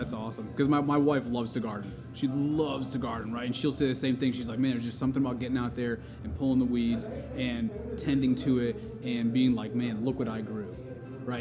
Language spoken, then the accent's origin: English; Connecticut, United States; I grew up in Connecticut